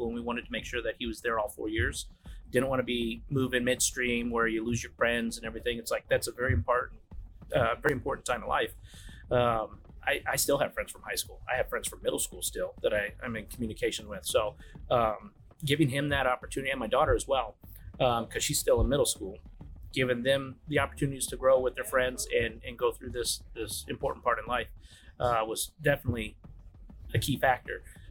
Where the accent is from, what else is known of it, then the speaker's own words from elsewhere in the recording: California, United States; moved away as an adult; also born or lived in Detroit / England; now in Rockwall, Texas, United States; growing up in California